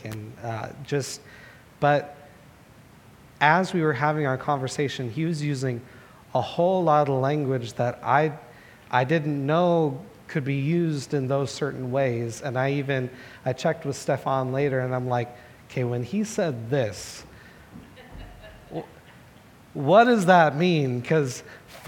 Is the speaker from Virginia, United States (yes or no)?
no; Portland, Oregon, United States; Growing up in Southeast Portland